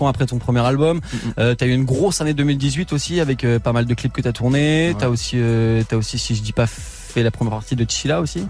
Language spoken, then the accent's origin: French; Brest, Brittany, France; je suis de Brest